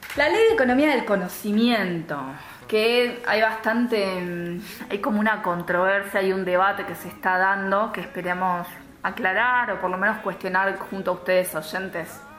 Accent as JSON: {"language": "Spanish", "country": "Argentina"}